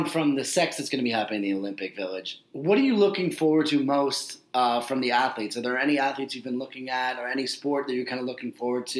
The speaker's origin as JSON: {"language": "English", "country": "Canada", "said": "we as Canadian fans"}